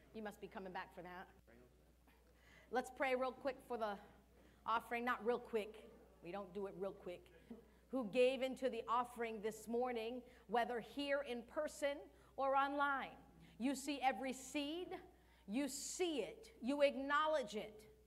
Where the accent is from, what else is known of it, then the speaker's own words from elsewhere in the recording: United States; first language Cape Verdean Creole; English is a second language; I'm what you would call second generation because my parents were born there, but I was born in the United States